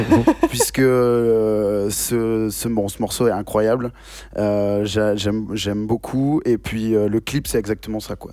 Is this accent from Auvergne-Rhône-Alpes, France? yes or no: no; Bordeaux, Nouvelle-Aquitaine, France; also born or lived in Bayonne; nous, on est de Bordeaux